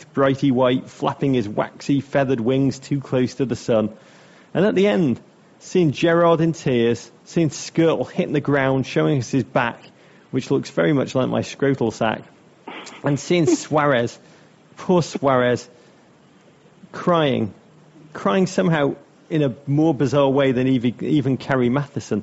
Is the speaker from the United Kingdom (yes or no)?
yes; Liverpool, North West England, United Kingdom; moved away; two lads I grew up with in Liverpool